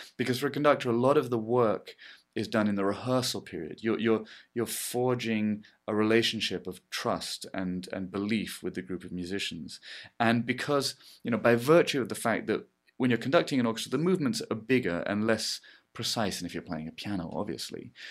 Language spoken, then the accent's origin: English; England, United Kingdom; I'm English